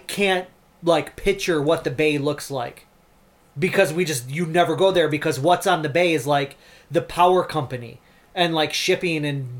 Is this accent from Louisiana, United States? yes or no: no; Bay City, Michigan, United States; also born or lived in West Virginia; I grew up here my entire life